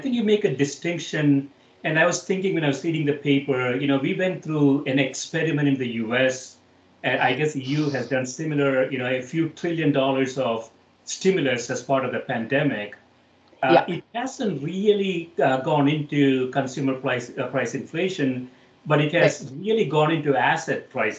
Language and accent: English; India; now in United States; So I moved from India to the United States in the mid-80s